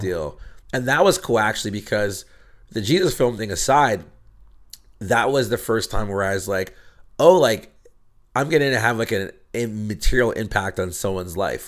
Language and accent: English; State College, Pennsylvania, United States; moved away as an adult; now in Los Angeles, United States; I grew up in Pennsylvania